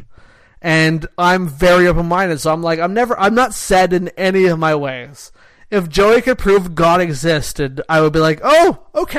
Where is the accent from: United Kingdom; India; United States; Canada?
Canada; I'm a Canadian.